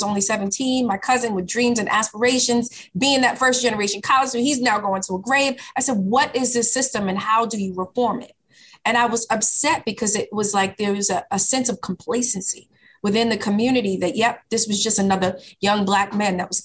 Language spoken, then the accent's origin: English; Boston, Massachusetts, United States; my house growing up in Dorchester